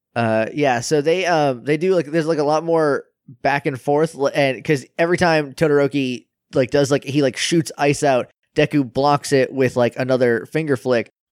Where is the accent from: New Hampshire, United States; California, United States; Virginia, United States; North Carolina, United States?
New Hampshire, United States; I'm from New Hampshire